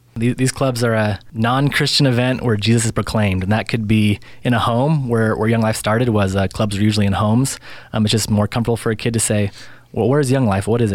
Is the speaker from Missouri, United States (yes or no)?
no; Spokane, Washington, United States; I grew up mostly in Spokane